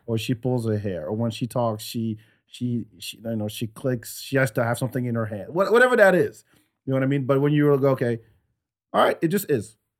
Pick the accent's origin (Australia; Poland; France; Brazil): France; now in United States; I grew up in France